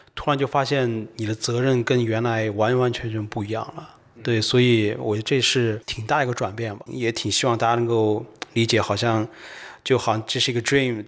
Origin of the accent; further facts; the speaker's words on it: China; also born or lived in United Kingdom; 我在中国出生长大，然后我喜欢科技，然后我读的也是科技。但在英国待了七年，七年到八年